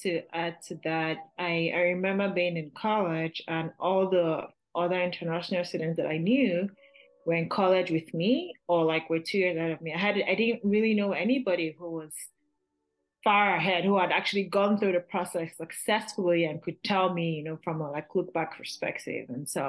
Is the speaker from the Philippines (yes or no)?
no; Lagos, Nigeria; moved away as an adult; now in United States; I was born and raised in Lagos, Nigeria. Then I came here in 2012 for college, and I just haven't left.